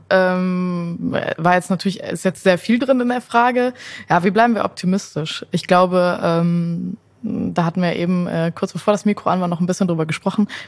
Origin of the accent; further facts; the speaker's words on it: Windberg, North Rhine-Westphalia, Germany; Ich komme ja aus Windberg, ob das jetzt sowas mit Heimatliebe äh, Liebe oder so zu tun hatte, äh, gar nicht.